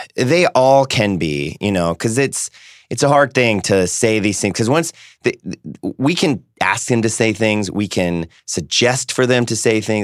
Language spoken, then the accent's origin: English; San Diego, California, United States; we're both from San Diego